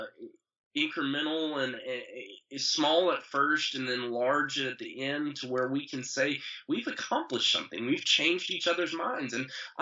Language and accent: English; Statesville, North Carolina, United States; I wrote my book about growing up in Statesville